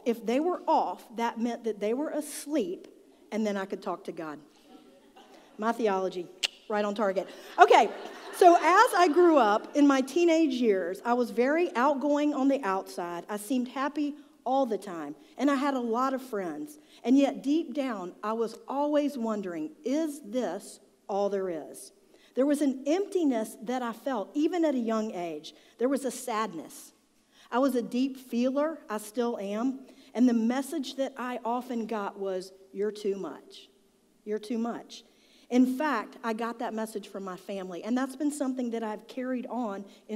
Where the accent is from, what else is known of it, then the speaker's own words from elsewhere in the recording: Charlotte, North Carolina, United States; I grew up in South Charlotte.